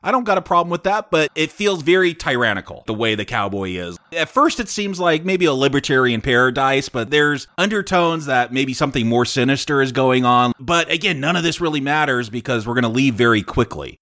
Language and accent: English; California, United States; I'm from California